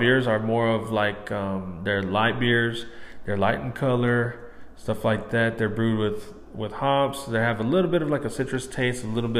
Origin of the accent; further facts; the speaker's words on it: Plainview, Texas, United States; born and raised in Plainview, Texas.